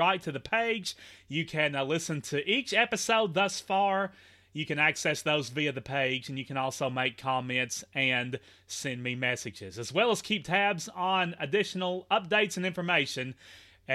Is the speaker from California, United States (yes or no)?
no; Henderson, Kentucky, United States; my hometown of Henderson